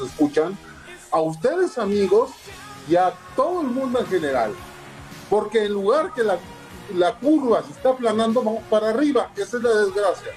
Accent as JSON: {"language": "Spanish", "country": "Mexico", "said": "como mexicanos"}